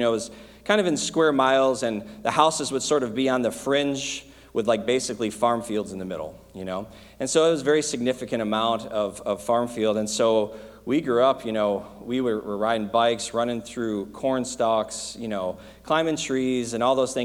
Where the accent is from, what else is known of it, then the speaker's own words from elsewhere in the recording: Michigan, United States; moved away; I grew up in Michigan